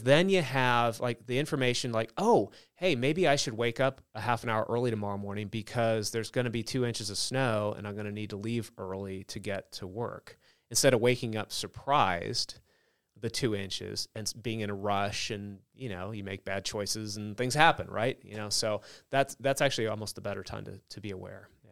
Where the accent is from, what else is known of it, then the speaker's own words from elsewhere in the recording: Southern California, United States; moved away; I grew up in Southern California